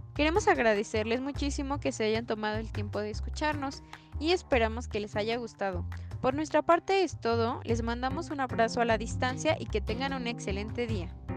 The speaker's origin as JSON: {"language": "Spanish", "country": "Mexico", "said": "somos los mexicanos"}